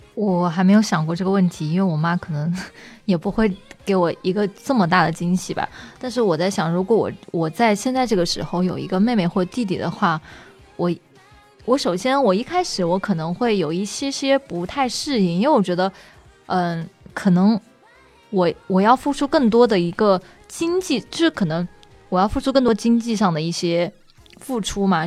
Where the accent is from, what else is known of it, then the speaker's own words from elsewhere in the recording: Hubei, China; 我是湖北人